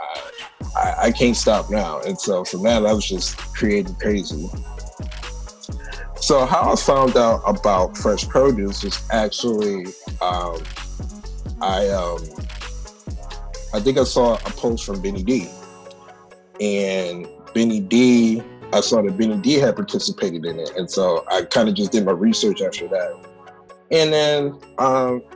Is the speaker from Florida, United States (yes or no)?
no; Cleveland, Ohio, United States; moved away as an adult; now in Chicago, United States; I'm originally from Cleveland, Ohio. I moved here to Chicago about 5 years ago.